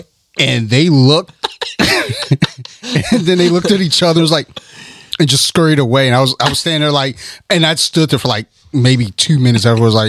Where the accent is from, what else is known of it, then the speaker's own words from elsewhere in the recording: Detroit, Michigan, United States; Man, I'm from Detroit.